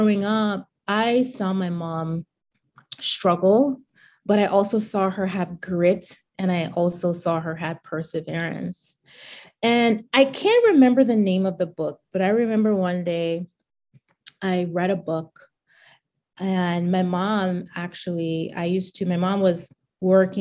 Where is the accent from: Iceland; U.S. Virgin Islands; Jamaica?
U.S. Virgin Islands; Charlotte Amalie; I grew up in the U.S. Virgin Islands, a 32 square mile rock. We actually call St. Thomas the rock